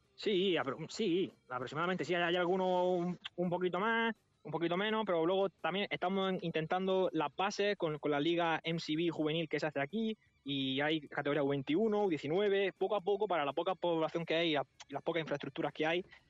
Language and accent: Spanish; Murcia, Region of Murcia, Spain; moved away as an adult; now in Bonaire; yo personalmente soy de España